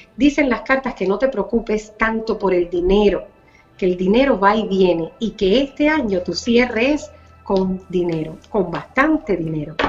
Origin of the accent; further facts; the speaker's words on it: Cuba; moved away; por la libertad de mi pueblo, por la libertad de mi Cuba